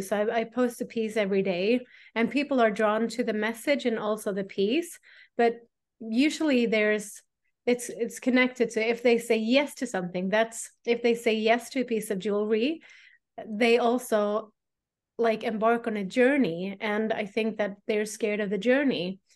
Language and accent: English; Sweden; I am a priestess from Sweden